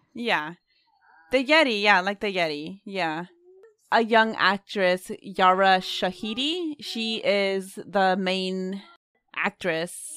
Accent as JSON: {"language": "English", "town": "Oakland", "region": "California", "country": "United States", "tie": "born or raised there", "said": "we grew up in Oakland"}